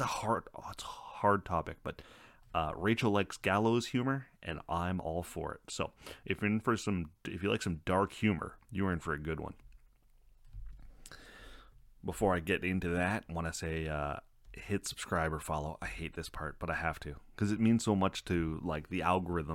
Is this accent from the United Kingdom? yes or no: no; Canada; I'm Canadian.